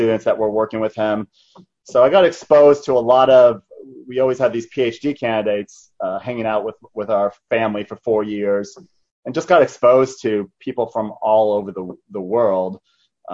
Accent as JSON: {"language": "English", "town": "Tucson", "region": "Arizona", "country": "United States", "tie": "born or raised there", "said": "I was born in Arizona here. I grew up in a city called Tucson, Arizona"}